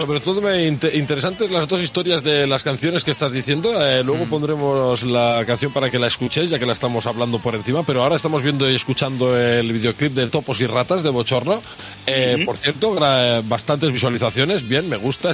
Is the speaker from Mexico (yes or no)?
no; southern Catalonia, Spain; nuestro pueblo, aquí en el sur de Cataluña